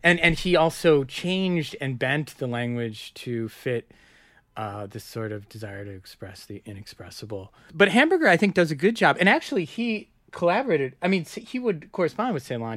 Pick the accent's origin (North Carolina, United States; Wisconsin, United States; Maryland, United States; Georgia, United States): Wisconsin, United States; Madison; moved away as an adult; now in New York, United States; I grew up in Madison